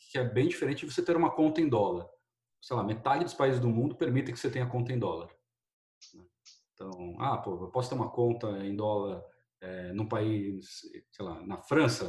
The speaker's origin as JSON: {"language": "Portuguese", "country": "Brazil", "tie": "born or raised there", "said": "eu sou brasileiro, nascido criado"}